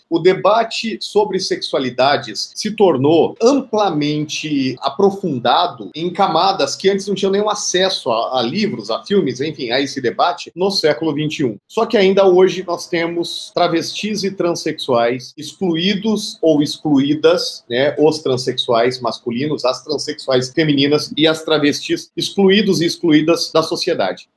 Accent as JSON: {"language": "Portuguese", "country": "Brazil", "also_born_or_lived": "Cuiabá, Mato Grosso", "said": "como cidadãos, como brasileiros e brasileiras"}